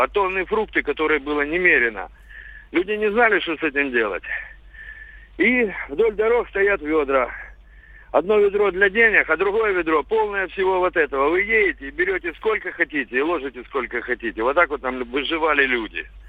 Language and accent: Russian; Sevastopol, Crimea, Ukraine; у нас в Крыму, я из Севастополя